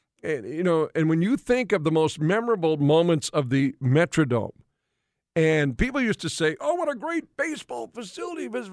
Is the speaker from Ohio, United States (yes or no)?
no; Western North Dakota, United States; moved away as an adult; also born or lived in Red River Valley; I grew up in Western North Dakota